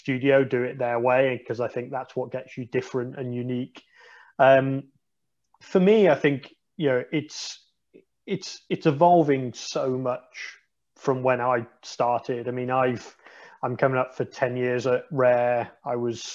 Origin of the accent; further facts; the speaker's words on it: United Kingdom; I think as British people